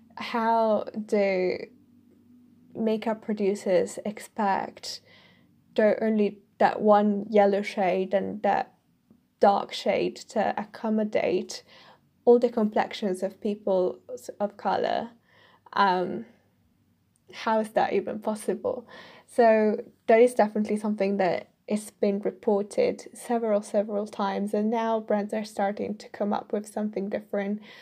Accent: Italy; English is a second language; moved away as an adult; now in United Kingdom; me as an Italian in the U K

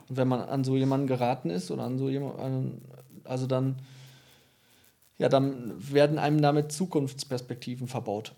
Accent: Lengerich, North Rhine-Westphalia, Germany; also born or lived in Ibbenbüren / Tecklenburg; ich bin zwar in Ippenbüren geboren, aber ich bin in Längerich aufgewachsen

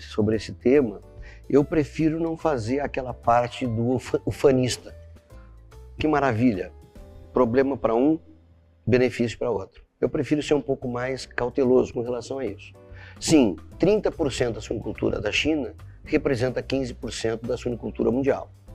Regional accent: Brazil; como brasileiro, né, e como latino-americano

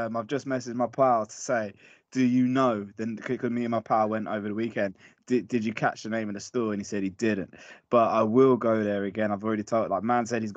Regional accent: London, United Kingdom; I'm from West London, shout out West London. And basically around that part of West London, when I was growing up, there always used to be record shops

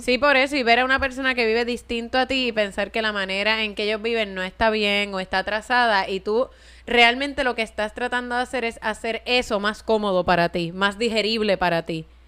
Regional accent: Puerto Rico; tener que ordenar en inglés en mi fucking país

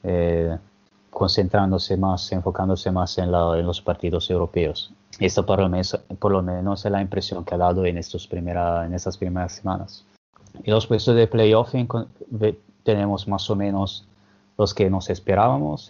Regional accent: Genoa, Liguria, Italy; Spanish is a second language; yo soy de Génova

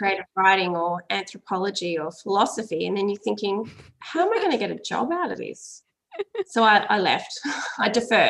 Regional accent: Boyup Brook, Western Australia, Australia; I grew up in Boyatbrook. Anytime someone asks me that question, I always say, you know, it's just 30 minutes from Bridgetown

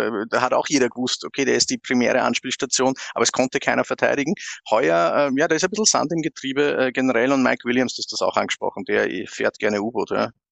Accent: Austria; bei uns in Österreich

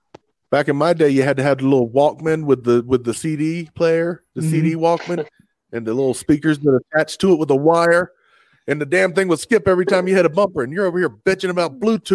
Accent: North Carolina, United States; I was born in North Carolina, dude.

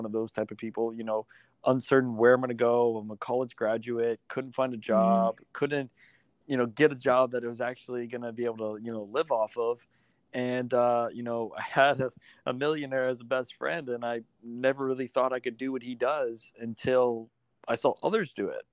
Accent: South Florida, United States; I'm actually from South Florida.

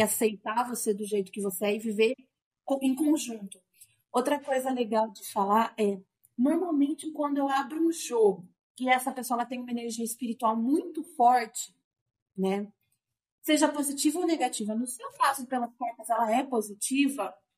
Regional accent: Sorocaba, São Paulo, Brazil; Eu sou de Sorocaba, uhum. estou morando em Sorocaba atualmente

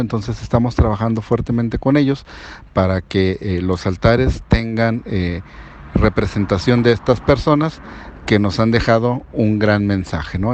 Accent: Mexico; nos identifica como mexicanos

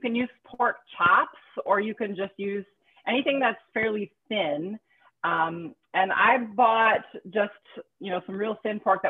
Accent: Wisconsin, United States; I'm from Wisconsin, just like butter

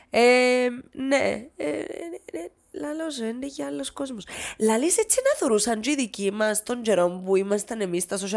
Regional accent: Nicosia, Nicosia District, Cyprus; Είμαι, ναι, όχι, ναι, Λευκοσία της Σα.

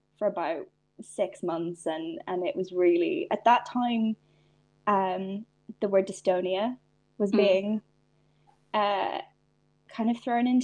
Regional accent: Donegal, Ulster, Ireland; also born or lived in England; now in Belfast, United Kingdom; I was born in England, so like my dad's English, but I grew up in Ireland, so I have I've kind of got to taste both healthcare systems, and now that I live in Northern Ireland, you know, it is a very different experience. I grew up in Donegal

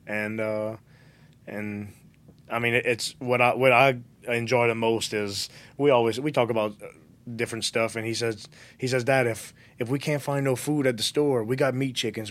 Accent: Galliano / Golden Meadow, Louisiana, United States; till I was eight, I was in the Galliano Golden

